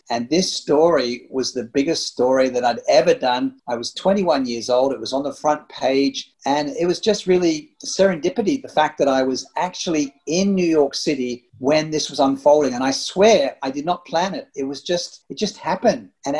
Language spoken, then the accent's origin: English; Sydney, New South Wales, Australia; moved away as an adult; also born or lived in Singapore; I was at school in Sydney, my hometown